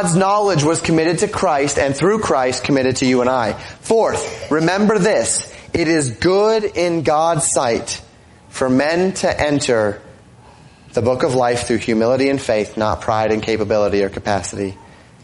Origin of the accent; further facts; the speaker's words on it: Colorado, United States; moved away as an adult; also born or lived in Florida; now in Minnesota, United States; I grew up in Colorado